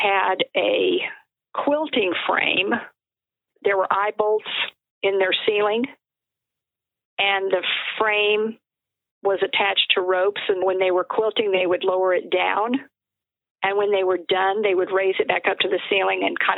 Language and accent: English; Albuquerque, New Mexico, United States; also born or lived in Dodge City, Kansas / St. Louis, Missouri; I have lived pretty much in New Mexico my entire life. And I think it's probably one of the most beautiful and most diverse states here in the U.S. And I'm really glad that this was where I was raised